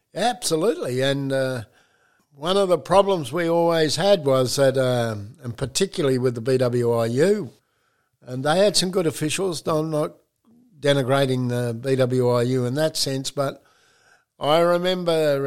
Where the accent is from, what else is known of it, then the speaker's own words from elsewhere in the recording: Geraldton, Western Australia, Australia; I was born in Geraldton, which is about 300 miles up from uh, Perth